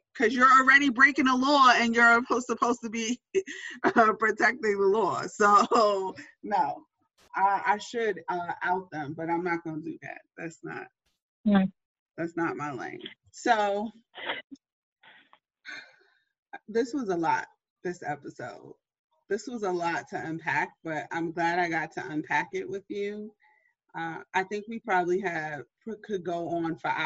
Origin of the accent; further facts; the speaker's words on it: New York City, New York, United States; I'm a New Yorker to my heart